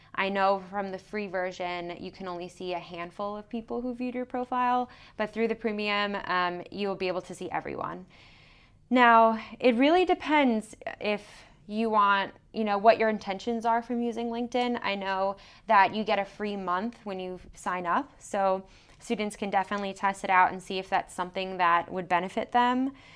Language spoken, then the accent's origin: English; New York City, New York, United States; moved away as an adult; I'm originally from New York City, Long Island area